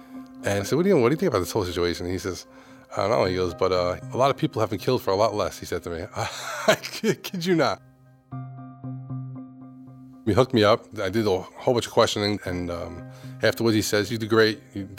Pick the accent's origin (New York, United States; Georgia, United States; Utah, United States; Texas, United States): New York, United States; New York City; I was raised in Brooklyn, raised by a single mom and one sister. We grew up in a large house with all family, you know, aunts, uncles, grandparents.